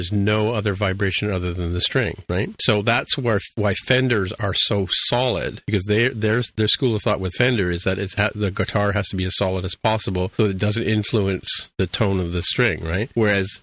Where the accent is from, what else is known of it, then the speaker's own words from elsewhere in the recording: Canada; I'm Canadian